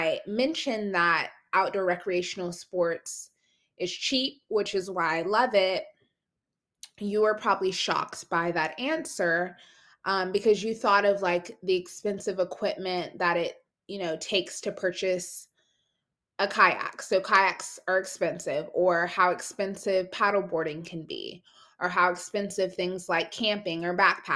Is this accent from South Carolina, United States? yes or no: yes; South Carolina, United States; I'm from South Carolina